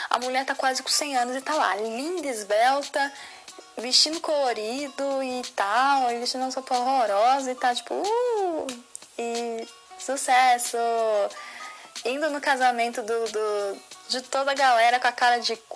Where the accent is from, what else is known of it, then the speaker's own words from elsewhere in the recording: Osasco, São Paulo, Brazil; eu cresci com Kate em Osasco